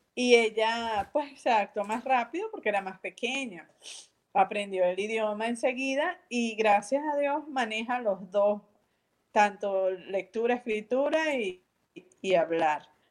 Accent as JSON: {"language": "Spanish", "town": "San Diego", "region": "Carabobo", "country": "Venezuela", "tie": "born or raised there", "also_born_or_lived": "Valencia, Venezuela", "said": "yo originalmente soy de Valencia, Valencia, o sea, la ciudad, pero muy pequeña, como de 10 años, 11 años, estoy en San Diego, en la Esmeralda."}